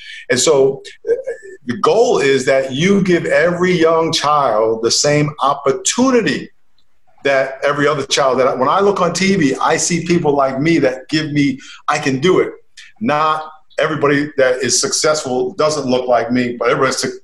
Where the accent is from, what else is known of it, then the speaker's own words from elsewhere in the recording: Long Island, New York, United States; I grew up in Long Island, New York